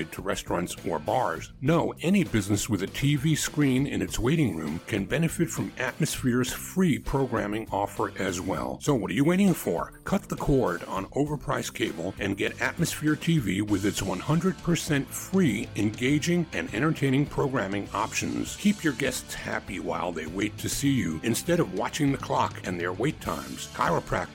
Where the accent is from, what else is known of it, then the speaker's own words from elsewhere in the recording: New York City, New York, United States; Nathan's in Coney Island, my hometown